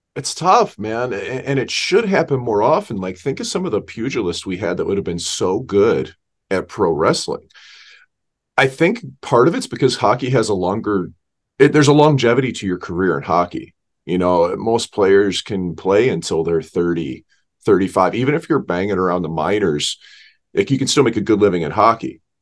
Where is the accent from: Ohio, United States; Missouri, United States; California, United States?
Missouri, United States; St. Louis; We grew up in Saint Louis